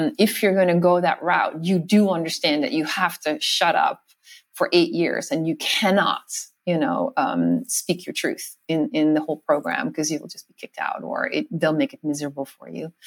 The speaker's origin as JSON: {"language": "English", "country": "Netherlands", "tie": "born or raised there", "also_born_or_lived": "New York City, United States", "moved": "as an adult", "said": "I grew up in the Netherlands. I'm Dutch and I lived there for my first 21 years"}